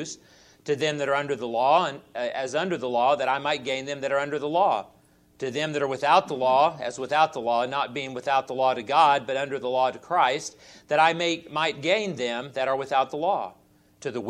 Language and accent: English; Southern California, United States; moved away as an adult; also born or lived in Oklahoma City, Oklahoma / Ada, Oklahoma; I grew up in Southern California in my early days of my childhood and spent all of my years growing up there